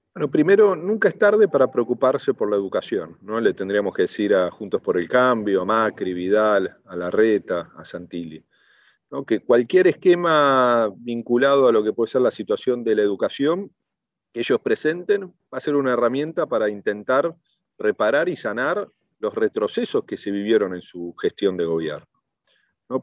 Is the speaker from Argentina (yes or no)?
yes; Argentina